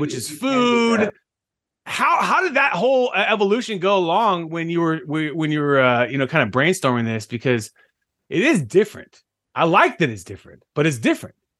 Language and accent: English; Fresno, California, United States; my hometown, Fresno. California